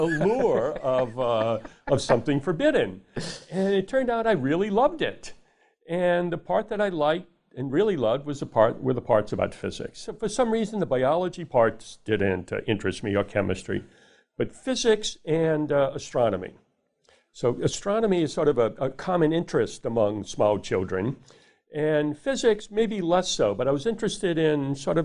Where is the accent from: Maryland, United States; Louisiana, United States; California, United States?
Louisiana, United States; New Orleans; I grew up in New Orleans, Louisiana